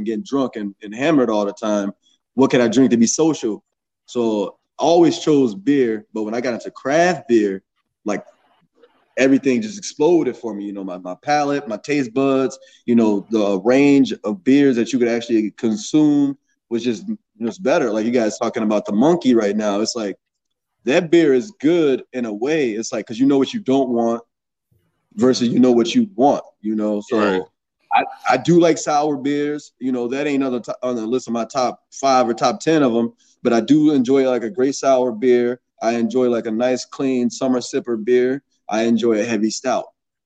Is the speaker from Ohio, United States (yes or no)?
no; Saint Paul, Minnesota, United States; also born or lived in Chicago; I am from Minnesota. Yeah. I just turned born in 88, St. Paul, Minnesota. Been in Minnesota all my life.